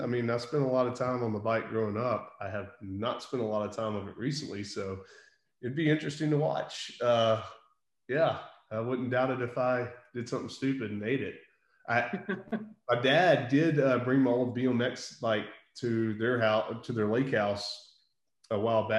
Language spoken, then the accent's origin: English; Ruston, Louisiana, United States; And so where I grew up in Ruston, there's actually some really good trails there.